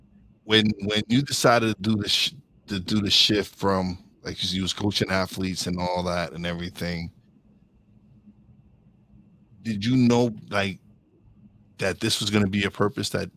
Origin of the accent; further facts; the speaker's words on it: New York City, New York, United States; We're both from New York City.